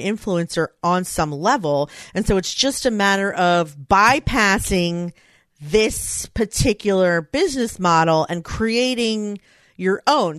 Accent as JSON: {"language": "English", "town": "Philadelphia", "region": "Pennsylvania", "country": "United States", "tie": "born or raised there", "said": "it's in my hometown."}